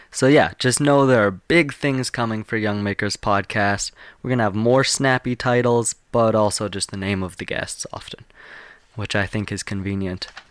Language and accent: English; Calgary, Alberta, Canada; I'm from Calgary. I live about three hours from Calgary.